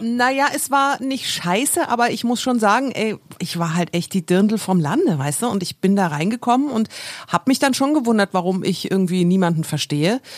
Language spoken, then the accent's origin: German; Erlangen, Bavaria, Germany; now in Berlin, Germany; Ich, ich bin ja aus Bayern und habe da ja in einem relativen, also in einer Kleinstadt, Erlangen heißt die, da bin ich aufgewachsen